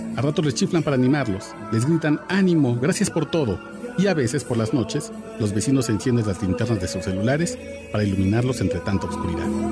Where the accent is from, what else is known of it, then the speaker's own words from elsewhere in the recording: Mexico; somos mexicanos